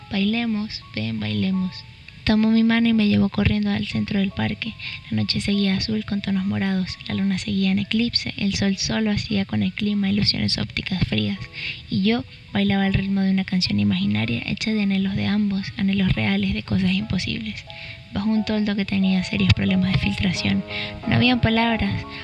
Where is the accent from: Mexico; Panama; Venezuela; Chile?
Venezuela; now in Lima, Peru; soy de María Venezuela y tengo 21 años. Tengo aproximadamente dos años y medio viviendo en Lima, Perú.